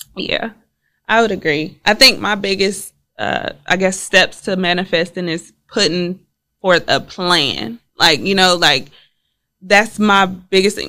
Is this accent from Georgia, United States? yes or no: no; Houston, Texas, United States; I'm originally from Houston, Texas